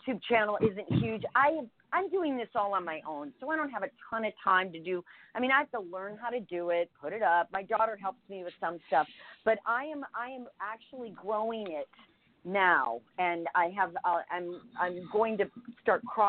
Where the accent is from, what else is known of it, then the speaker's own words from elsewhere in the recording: Nebraska, United States; my family and growing up in Nebraska